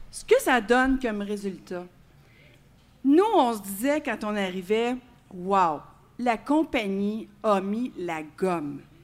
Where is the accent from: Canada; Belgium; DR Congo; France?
Canada; Quebec; nous, les Québécois